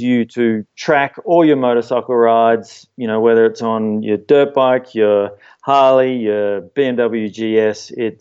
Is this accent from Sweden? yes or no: no; Sydney, New South Wales, Australia; now in Eagle, United States; Growing up in Sydney and being a surfer